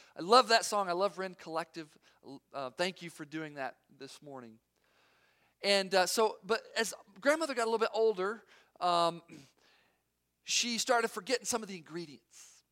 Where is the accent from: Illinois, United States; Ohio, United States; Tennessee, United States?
Tennessee, United States; Knoxville; moved away; also born or lived in Fort Campbell; I'm from Knoxville, Tennessee